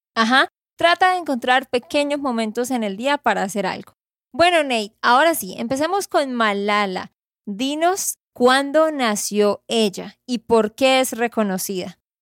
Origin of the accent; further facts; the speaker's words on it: Santander, Colombia; de Santander, Colombia